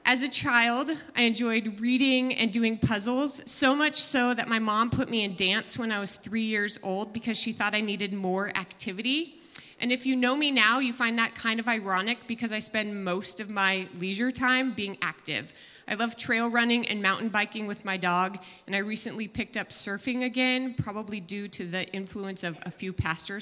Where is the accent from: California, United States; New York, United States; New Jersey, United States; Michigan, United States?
California, United States; San Jose; I was born and raised in San Jose